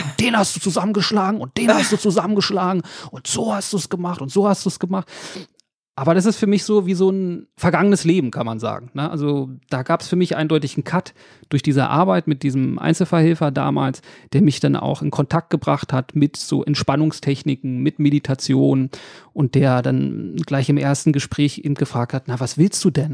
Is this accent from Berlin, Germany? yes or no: yes; Berlin, Germany; also born or lived in Reinickendorf, Berlin / Wedding, Berlin; aufgewachsen bin ich in Reinickendorf, aber die meiste Zeit in, in Neukölln